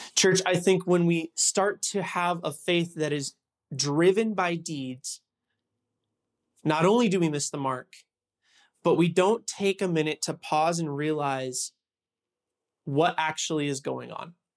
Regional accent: Huntington Beach, California, United States; moved away as an adult; also born or lived in Los Angeles area; I'm from Huntington Beach, California

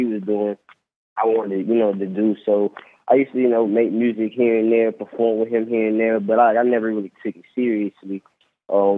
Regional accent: Rock Hill, South Carolina, United States; from Rock Hill, South Carolina

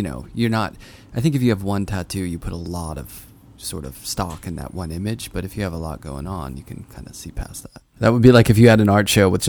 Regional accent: Pittsburgh, Pennsylvania, United States; now in New York, United States; I grew up in Pittsburgh, so I'm not allowed to not watch football.

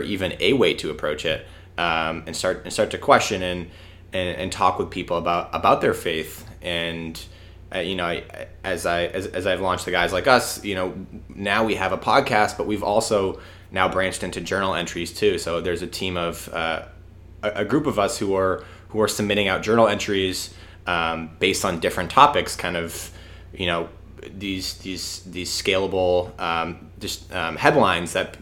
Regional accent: Massachusetts, United States; I'm from Massachusetts

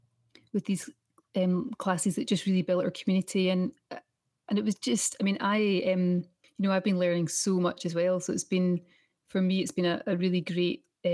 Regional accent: Scotland, United Kingdom; one of the great things about performing as a Scottish artist around the world is you very often end up at festivals

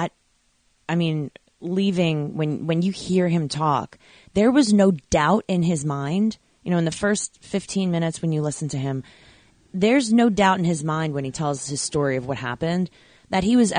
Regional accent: Long Island, New York, United States; I'm a Long Island girl

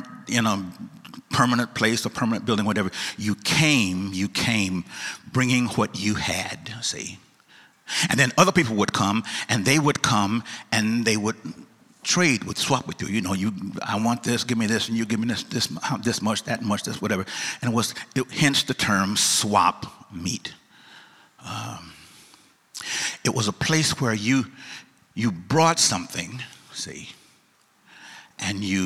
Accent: East St. Louis, Illinois, United States; I'm from East St. Louis. East St. Louis, Illinois. Not St. Louis

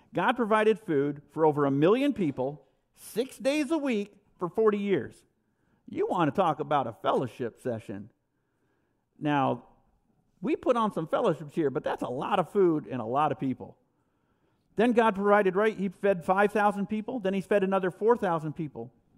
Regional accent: New York, United States; I'm a New Yorker

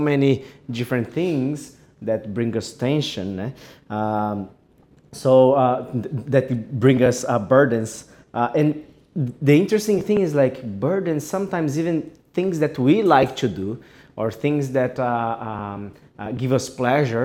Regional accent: Japan; also born or lived in Brazil; I'm from Japan. I'm Brazilian Japanese.

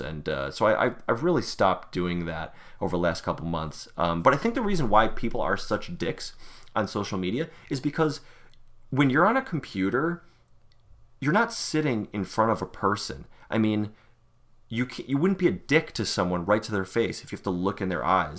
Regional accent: Buffalo, New York, United States; I am a Buffalonian, probably like a lot of people listening to this. Born and raised in Western New York

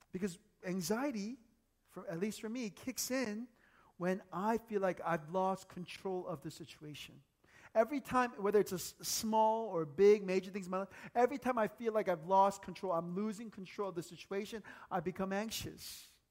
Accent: United States; moved away as an adult; now in South Korea; growing up in the States.

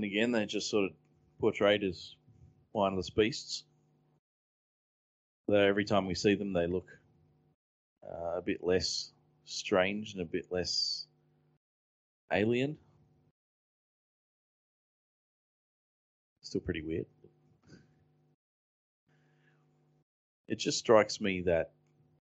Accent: Australia; as an Australian

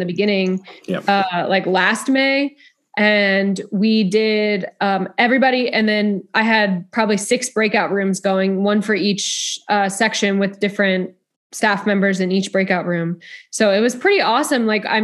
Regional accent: Freehold, New Jersey, United States; moved away as an adult; also born or lived in Delaware / Duluth, Minnesota; now in Texas, United States; I grew up in New Jersey, actually. So a town called Freehold, New Jersey.

